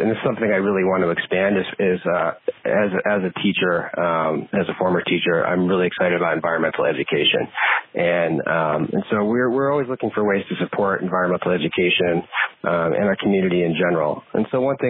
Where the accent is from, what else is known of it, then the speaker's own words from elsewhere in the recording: Northeast, United States; also born or lived in Brazil; now in Vermont, United States; I grew up in the Northeast